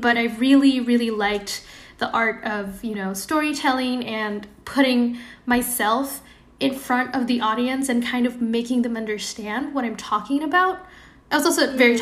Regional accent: Indonesia; moved away as an adult; now in Bay Area, United States; I was born and raised in Indonesia.

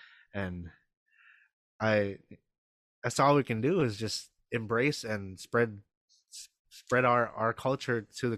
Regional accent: Philippines; So, I love being Filipino. It's cool.

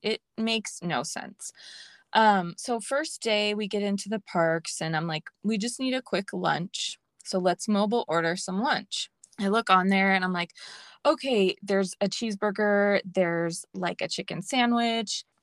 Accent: Los Angeles, California, United States; I grew up in L A, and so that's my home base

